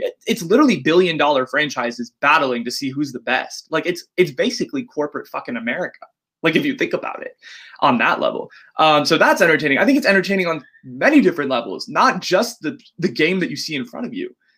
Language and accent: English; the Bay Area, California, United States; Born and raised in the Bay